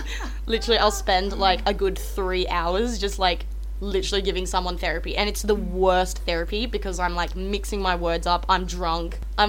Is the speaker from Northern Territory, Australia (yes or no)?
yes; Darwin, Northern Territory, Australia; I was born back in Darwin. My family lived there.